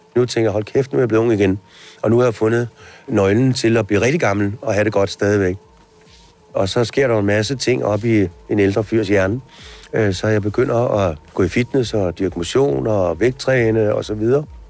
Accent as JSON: {"language": "Danish", "country": "Denmark", "said": "når vi sidder her hjemme i Danmark"}